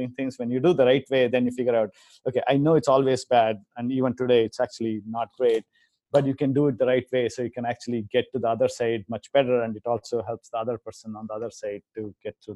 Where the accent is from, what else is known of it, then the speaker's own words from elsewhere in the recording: India; moved away; I grew up in India